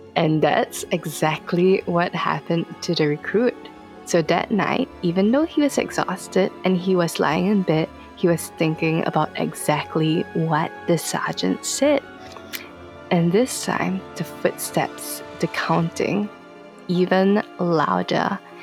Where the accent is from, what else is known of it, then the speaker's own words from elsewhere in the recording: Singapore; I'm from Singapore, and funny story, I was born in Yishun, which is somewhat considered the dodgiest part of Singapore